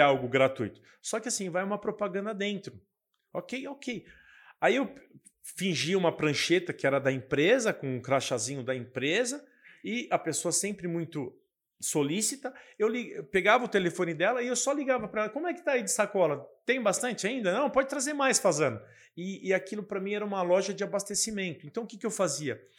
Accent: Guarulhos, São Paulo, Brazil; eu sou da cidade de Guarulhos

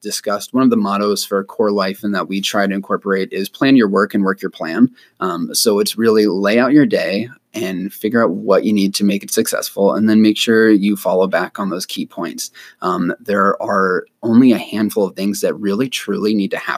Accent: Erie, Pennsylvania, United States; also born or lived in Ithaca, New York / New York City / Chicago; I am born and raised in Erie, Pennsylvania.

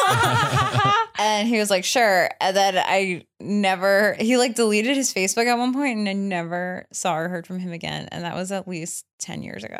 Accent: New York, United States; I grew up in New York

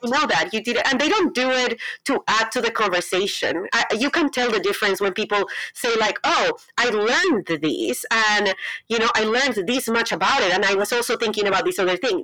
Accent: Colombia; English is a second language; moved away as an adult; now in United States; I'm from Colombia. I was born and raised in Colombia.

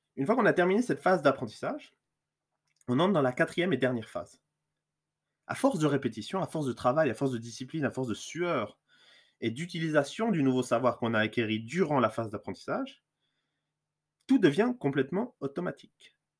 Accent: Lausanne region, Vaud, Switzerland; je suis suisse, je viens de la région lausannoise

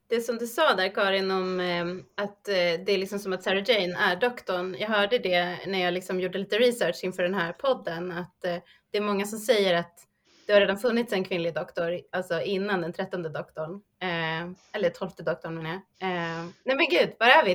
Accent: Sweden; oss som svenskar

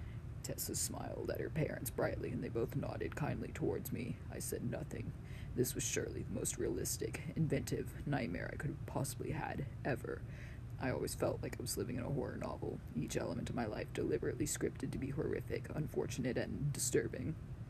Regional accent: Texas, United States; I'm from Texas, and I know where you're broadcasting from.

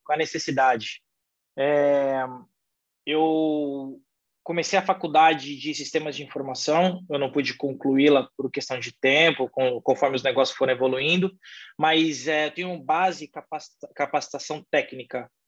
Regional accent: São Paulo, Brazil; also born or lived in São Caetano do Sul; Sou daqui de São Paulo, sou natural de São Paulo

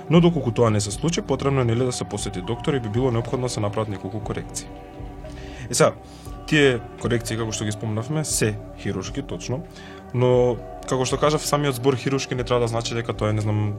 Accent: North Macedonia; кај нас во Македонија

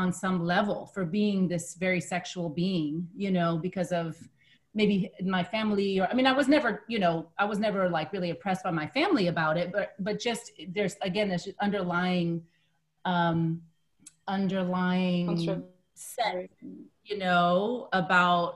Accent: United States; growing up in the United States

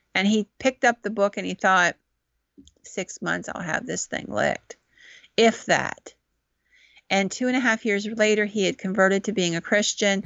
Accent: Williamsburg, Pennsylvania, United States; accent: Central Pennsylvania; I'm from Williamsburg

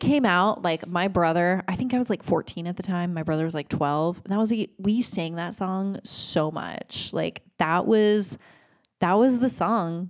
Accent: Oregon, United States; I grew up in Oregon.

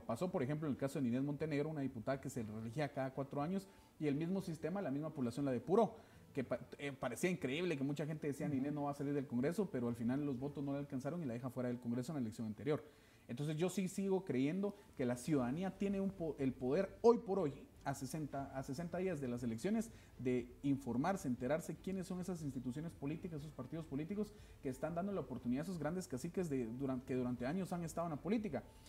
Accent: Quetzaltenango, Guatemala; el lugar de donde yo soy, mi ciudad, mi departamento

